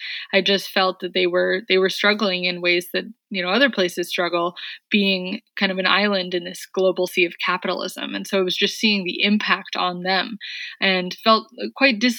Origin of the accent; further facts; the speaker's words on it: San Francisco, California, United States; I'm from San Francisco, but worked and lived around the Bay Area